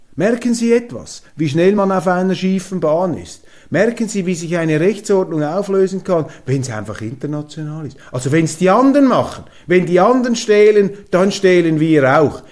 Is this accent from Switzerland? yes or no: yes; Switzerland; bei uns in der Schweiz